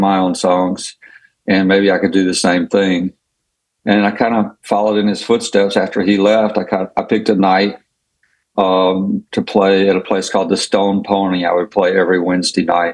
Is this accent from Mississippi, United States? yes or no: yes; Laurel, Mississippi, United States; I grew up in Laurel, Mississippi